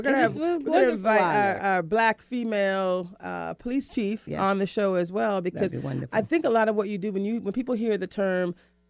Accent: Florida, United States; We're both from Florida.

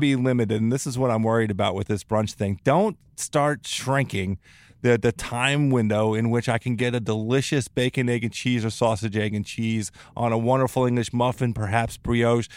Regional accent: Newport Beach, California, United States; I want that in my hometown

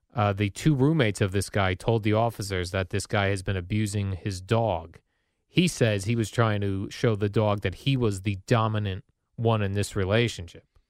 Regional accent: Woodbridge, New Jersey, United States; I grew up in the Woodbridge, uh, Colonia area

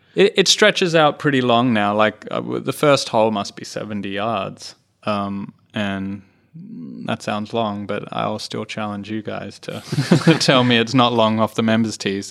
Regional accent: Australia; I'm a proud Australian

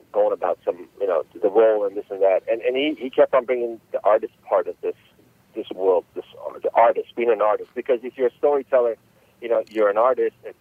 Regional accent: Los Angeles, California, United States; I grew up in Los Angeles, California, since about 1983

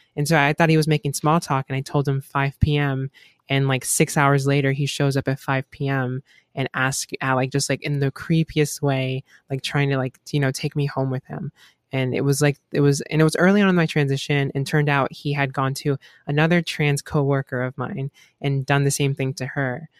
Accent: Gainesville, Florida, United States; I'm from Gainesville, Florida. I live, and I've been living in Florida for almost my entire life

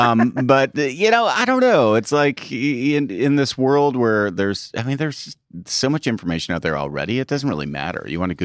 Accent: Ottawa, Ontario, Canada; accent: Canadian; moved away as an adult; also born or lived in Montreal; now in United States; I'm from Ottawa.

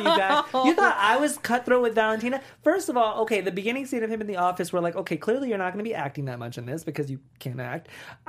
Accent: New York, United States; I'm from New York.

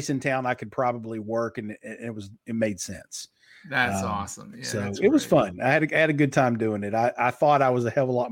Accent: Kentucky, United States; accent: Southern; I grew up in Eastern Kentucky, where the Hatfield and McCoy feud was.

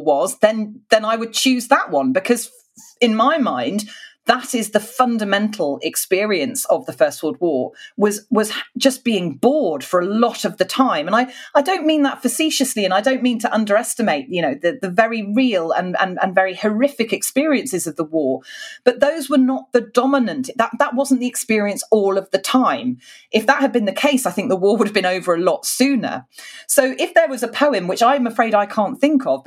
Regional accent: United Kingdom

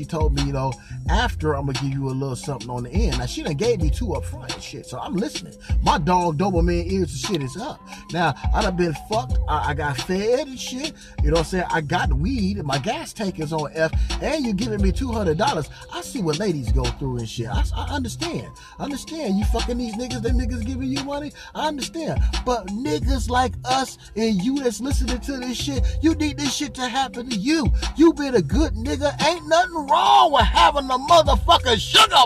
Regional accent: California, United States; also born or lived in Arizona; I'm from Cali

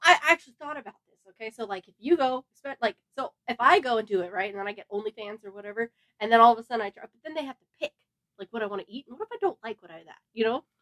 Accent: Los Angeles, California, United States; born and raised, California girl here

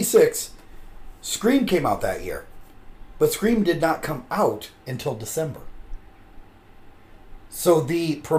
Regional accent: Nebraska, United States; We're from Nebraska.

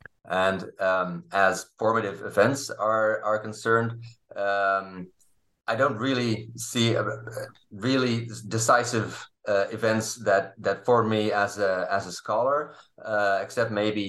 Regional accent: Leiden, South Holland, Netherlands; English is a second language; Well, I grew up in Leiden in the Netherlands, where I also studied.

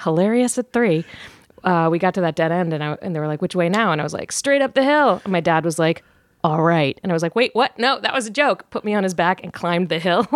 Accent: Virginia, United States; moved away as an adult; also born or lived in New York / London; now in Los Angeles, United States; originally Virginia

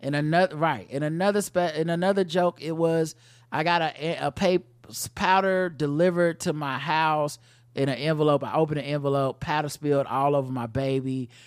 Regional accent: North Carolina, United States; I grew up in North Carolina

